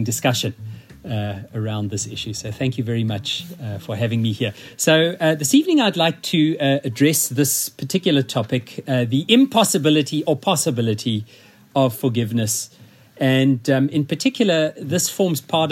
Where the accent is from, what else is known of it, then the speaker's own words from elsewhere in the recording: Zimbabwe; first language English; now in South Africa; I'm not South African, although I've lived in South Africa for about 43 years of my life. I was born in Zimbabwe